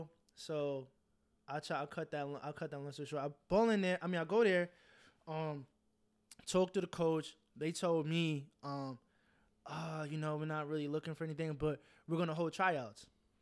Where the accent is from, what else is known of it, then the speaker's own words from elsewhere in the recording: Santa Maria, California, United States; You know, I'm from Santa Maria, so I live 40 minutes away.